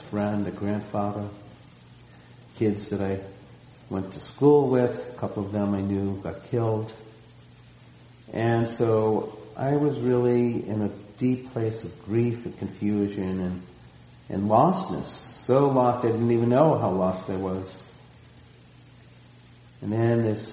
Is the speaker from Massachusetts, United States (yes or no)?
yes; outside of Boston, Massachusetts, United States; now in Santa Cruz, United States; growing up outside of Boston